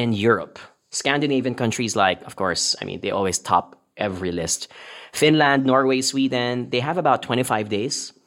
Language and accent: English; Philippines; moved away as an adult; now in Kuala Lumpur, Malaysia; we're from the Philippines